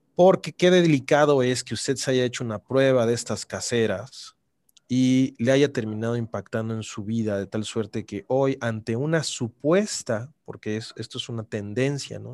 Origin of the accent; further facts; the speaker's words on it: Mexico; me da mucho orgullo serlo como mexicano